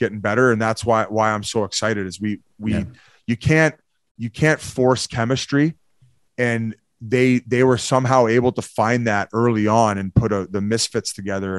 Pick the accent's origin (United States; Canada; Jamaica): Canada; also born or lived in Victoria; I'm originally, like, I'm French Canadian. I'm like 50-50 English and French. So already I have a difficult time with the English language.